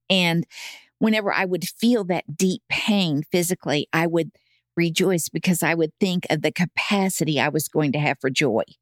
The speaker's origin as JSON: {"language": "English", "town": "Tulsa", "region": "Oklahoma", "country": "United States", "tie": "born or raised there", "also_born_or_lived": "Edmond, Oklahoma", "moved": "as an adult", "said": "Born and raised in Tulsa"}